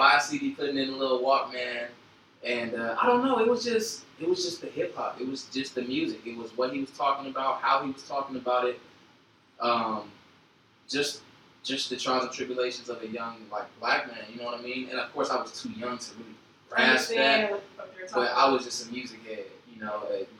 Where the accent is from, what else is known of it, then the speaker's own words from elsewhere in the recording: Inglewood, California, United States; also born or lived in San Bernardino County / San Francisco Bay Area; I was born in Inglewood, but I did a lot of moving around when I was younger.